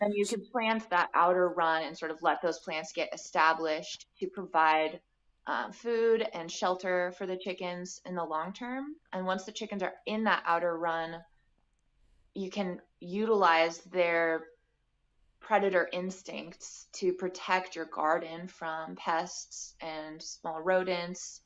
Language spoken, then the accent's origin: English; Bloomington, Indiana, United States; also born or lived in Santa Fe, New Mexico / Washington, D.C.; now in Nashville, United States; I grew up in the Midwest in Bloomington, Indiana